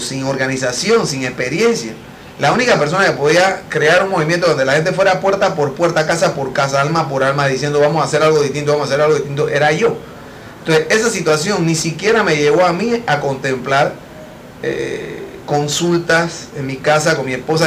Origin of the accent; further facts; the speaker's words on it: Panama; yo mismo como panameño pueda disfrutar de mi país